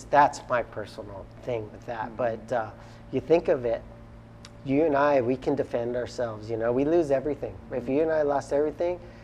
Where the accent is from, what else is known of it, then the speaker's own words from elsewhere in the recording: Kauai, Hawaii, United States; we're also from Kauai